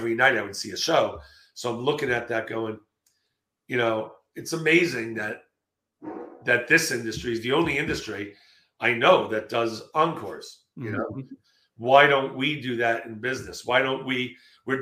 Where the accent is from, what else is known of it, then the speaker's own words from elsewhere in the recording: New York, United States; also born or lived in Los Angeles, California; now in Texas, United States; I'm originally from New York, moved